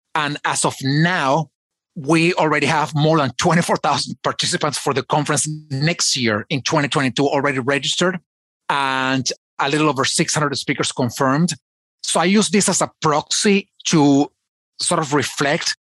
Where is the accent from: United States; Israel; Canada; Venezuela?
Venezuela; I was born in Venezuela.